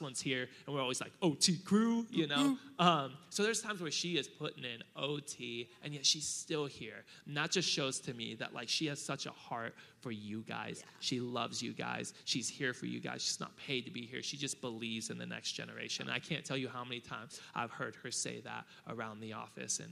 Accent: Hawaii, United States; now in Murrieta, United States; I'm Hawaiian

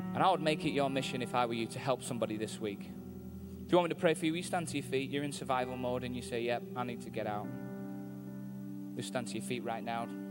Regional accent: Manchester, North West England, United Kingdom; I'm from Manchester in England, and I'm in America

